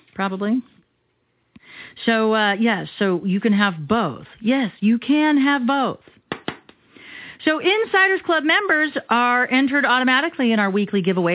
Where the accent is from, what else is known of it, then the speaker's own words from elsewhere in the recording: Arizona, United States; I'm born and bred here in Arizona